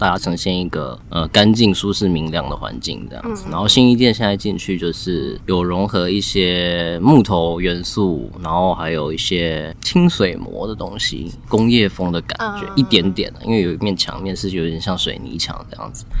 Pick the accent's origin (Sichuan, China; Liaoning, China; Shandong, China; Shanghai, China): Shanghai, China; also born or lived in Taichung, Taiwan; 其实我是在上海长大的，因为我那时候家人都在那边工作，然后很小就过去这样子，是因为当兵回台湾工作才认识他的。